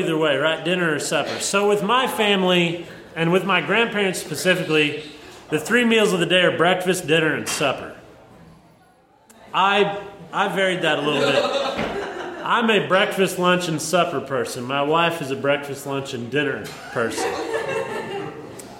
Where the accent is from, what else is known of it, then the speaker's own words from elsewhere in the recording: Southern Missouri, United States; I grew up in Southern Missouri, but it's actually due west of Carbondale by like 3 hours.